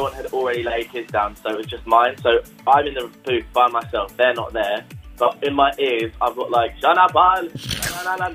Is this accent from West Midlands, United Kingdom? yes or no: no; London, United Kingdom; I'm from London